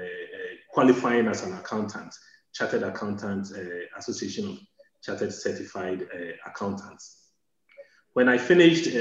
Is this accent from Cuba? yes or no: no; Ghana; moved away as an adult; also born or lived in London; I'm a Ghanaian, had my basic education right through to university level. In Ghana